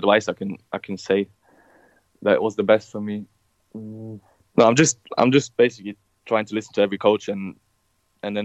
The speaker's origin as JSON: {"language": "English", "town": "Stuttgart", "region": "Baden-Württemberg", "country": "Germany", "tie": "born or raised there", "moved": "yes", "lives_now": "England, United Kingdom", "said": "where I'm from Stuttgart, we have like specific food that you only get there"}